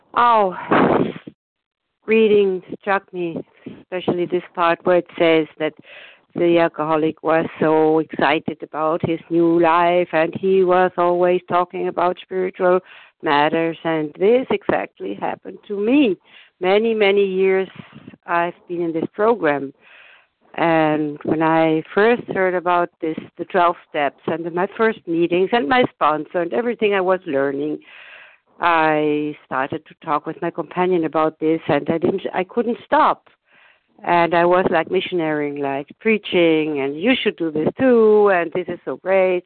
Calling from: Germany; I'm calling from Germany

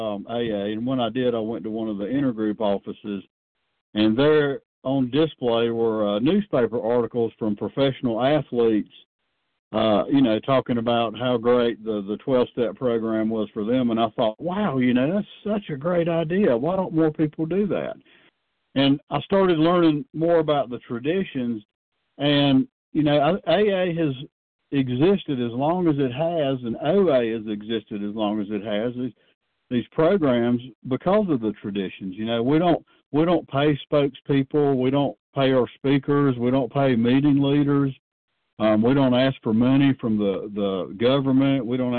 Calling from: North Carolina, United States; I'm a compulsive overeater, and I'm calling from North Carolina.

